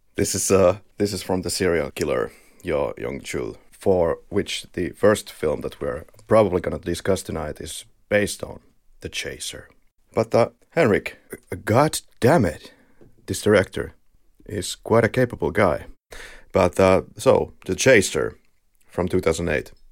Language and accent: English; Finland; accent: Finnish; we are both from Finland, so I believe you will be in agony of the Finnish rally accent